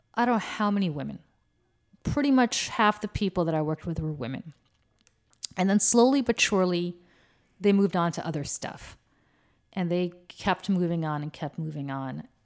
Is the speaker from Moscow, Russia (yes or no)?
yes; Moscow, Russia; moved away; I was born in Moscow, um, which is in Russia